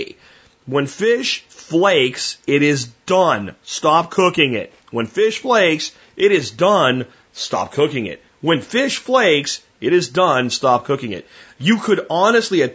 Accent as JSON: {"language": "English", "country": "United States", "said": "as an American"}